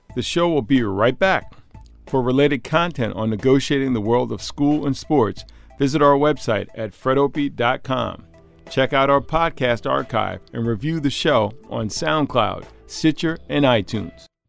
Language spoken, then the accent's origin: English; Croton-on-Hudson, New York, United States; I'm from Croton on the Hudson